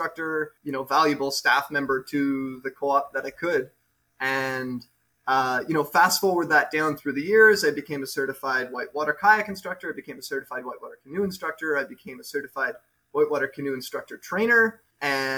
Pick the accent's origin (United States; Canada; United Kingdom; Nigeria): Canada; Montreal, Quebec; I grew up in Montreal